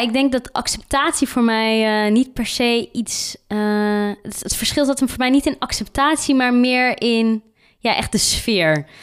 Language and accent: Dutch; Randstad, Netherlands; now in Tilburg, Netherlands; Ik kom meer uit de Randstadkant, zeg maar. En eh, ik ben hierheen verhuisd.